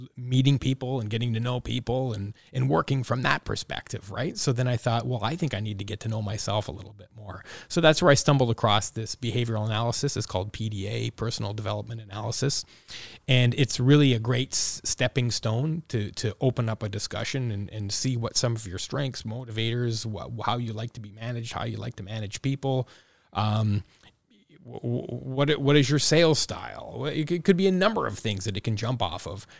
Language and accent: English; Welland, Ontario, Canada; growing up in Welland